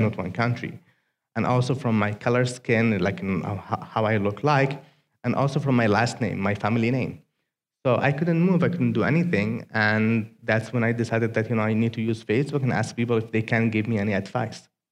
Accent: Aden, Yemen; English is a second language; moved away as an adult; now in United States; greetings from Yemen.

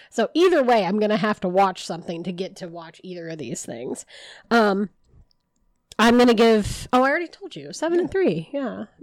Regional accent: United States; I'm from Hamilton County

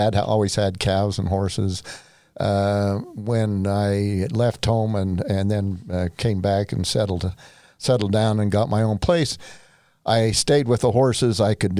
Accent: Santa Clara, Utah, United States; I am a native of Southern Utah

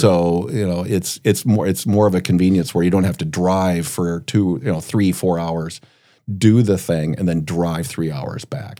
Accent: Brookings, South Dakota, United States; growing up in Brookings, I would lay in my bed listening to Brad Reimers on K B R K

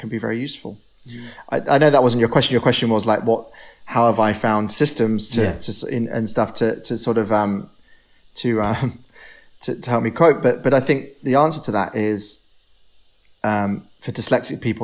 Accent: Devon, South West England, United Kingdom; now in London, United Kingdom; When I was growing up in Devon

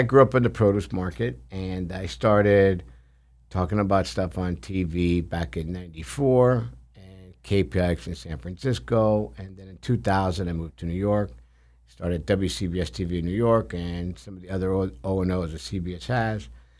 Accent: Bagheria, Sicily, Italy; born there; I was born in outside of Palermo, Sicily.

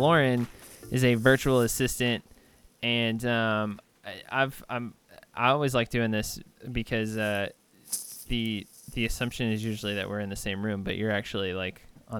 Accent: Texas, United States; now in California, United States; I'm originally from Texas. I've definitely acclimated to here.

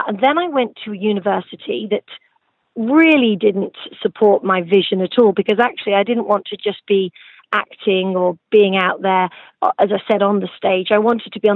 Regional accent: the centre of England, United Kingdom; moved away as an adult; also born or lived in Suffolk, England / Nottingham; now in Los Angeles, United States; I was moved to the center of England, where I lived most of my life, attending school

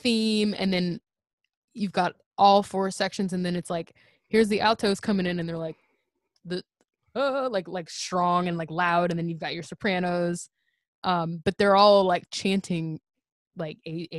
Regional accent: Missouri, United States; growing up in Missouri

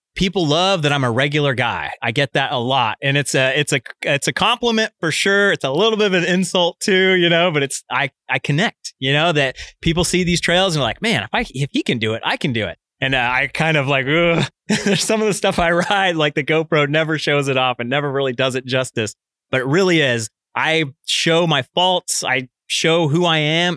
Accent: Fairfield, California, United States; also born or lived in Vallejo, California; I'm from Northern California. I grew up in Fairfield.

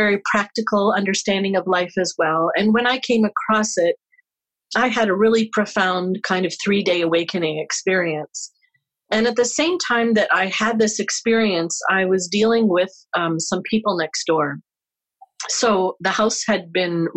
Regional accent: St. Clair Beach, Ontario, Canada; now in Winnipeg, Canada; I grew up in Windsor area

